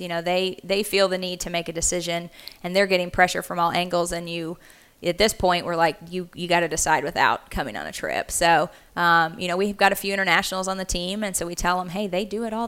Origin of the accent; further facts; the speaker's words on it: Central Arkansas, United States; moved away as an adult; also born or lived in Kansas; I'm originally from Central Arkansas. I actually grew up swimming for the Arkansas Dolphins